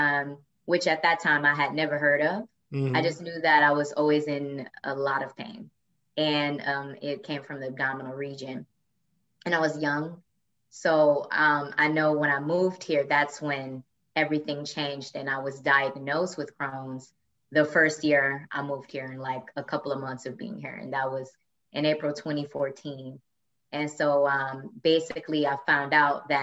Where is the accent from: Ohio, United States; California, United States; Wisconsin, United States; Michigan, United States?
Michigan, United States; Flint; moved away as an adult; also born or lived in Detroit, Michigan; now in New York City, United States; But I am originally from Flint, Michigan. That's where I'm born and raised.